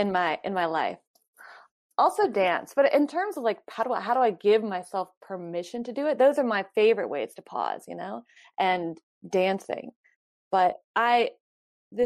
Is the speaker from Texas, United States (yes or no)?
no; North Carolina, United States; moved away as an adult; I haven't lived there since I was 18